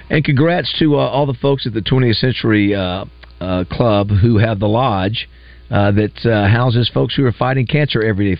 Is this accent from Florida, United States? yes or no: yes; Panama City, Florida, United States; moved away; I grew up in Panama City